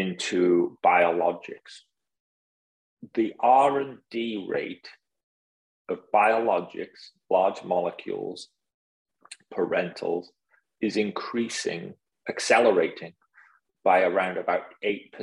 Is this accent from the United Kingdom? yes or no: yes; United Kingdom; now in United States; being a British guy in the US